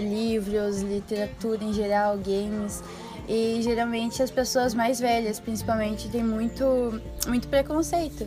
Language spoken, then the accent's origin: Portuguese; Santa Catarina, Brazil; eu sou de Tesbarra, Santa Catarina